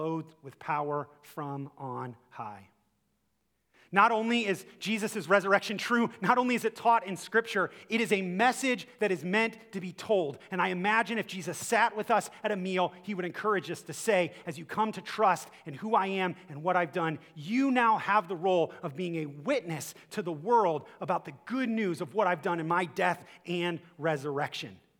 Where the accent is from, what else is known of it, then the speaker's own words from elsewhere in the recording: Akron, Ohio, United States; I'm from Akron